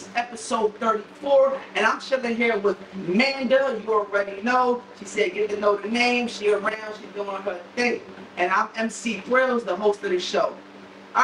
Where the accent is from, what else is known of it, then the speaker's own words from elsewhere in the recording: Camden, New Jersey, United States; I'm from Camden, New Jersey, one of the toughest areas.